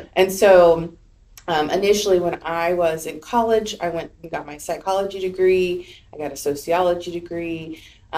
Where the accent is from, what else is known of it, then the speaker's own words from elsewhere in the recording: the South, United States; Actually, no, because I'm from the South